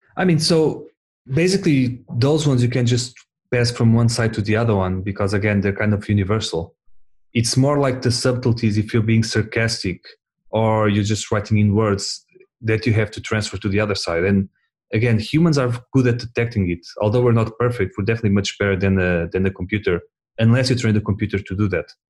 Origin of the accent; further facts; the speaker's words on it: Portugal; we're all from Portugal